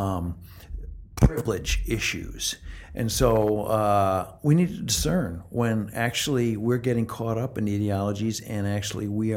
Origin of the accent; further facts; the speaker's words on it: Midwest, United States; also born or lived in Canada; I'm from the Midwest and Canada before